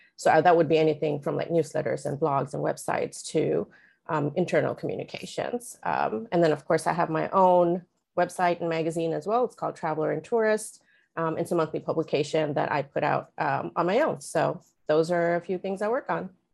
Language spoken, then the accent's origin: English; India; moved away as an adult; also born or lived in Oman; now in Los Angeles, United States; I was born and raised partly in India, partly in Oman, uh, made my way here to the U S in two thousand six.